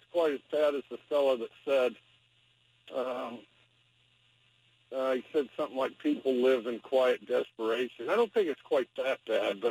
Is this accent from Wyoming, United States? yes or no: yes; Wyoming, United States; I'm from Wyoming